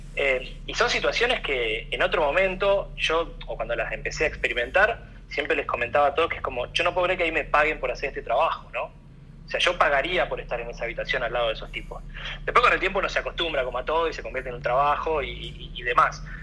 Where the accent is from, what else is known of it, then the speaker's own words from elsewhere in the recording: Argentina; como argentino